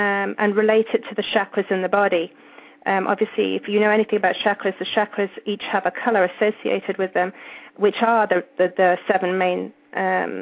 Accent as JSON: {"language": "English", "region": "England", "country": "United Kingdom", "tie": "born or raised there", "accent": "British", "moved": "yes", "said": "I grew up in England, as you probably can tell."}